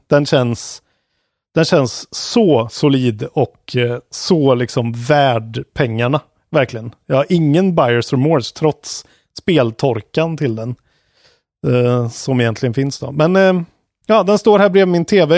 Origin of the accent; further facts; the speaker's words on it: Sweden; vi är svenskar